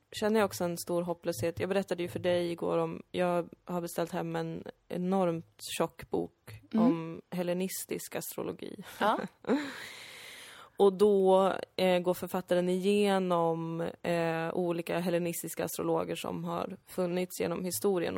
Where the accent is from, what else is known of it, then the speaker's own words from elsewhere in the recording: Sweden; Jag kallar mig själv invandrare, jag, jag är född här